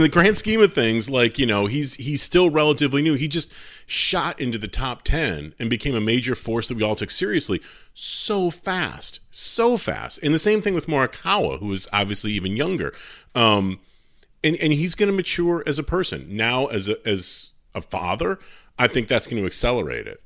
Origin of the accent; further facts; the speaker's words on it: Travelers, Connecticut, United States; at Travelers, because I'm always pimping out my, my hometown tournament